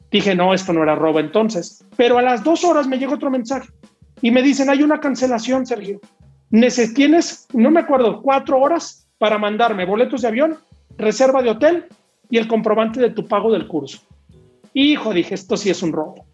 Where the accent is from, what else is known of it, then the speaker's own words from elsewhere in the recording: Torreón, Coahuila, Mexico; moved away as an adult; now in Metepec, Mexico; yo no soy de la Ciudad de México, yo soy de Torreón, ahora vivo aquí en Metepec, pegado a la Ciudad de México